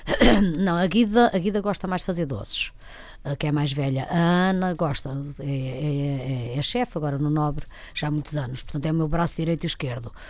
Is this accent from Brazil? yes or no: no; Trás-os-Montes, Portugal; moved away; eu sou mesmo de Trás-os-Montes